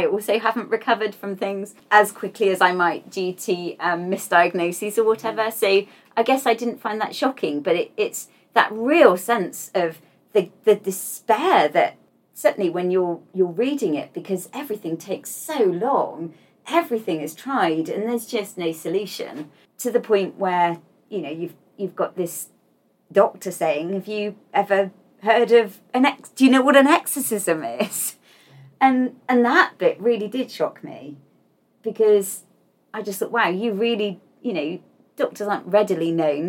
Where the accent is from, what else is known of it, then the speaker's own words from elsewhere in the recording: United Kingdom; I'm British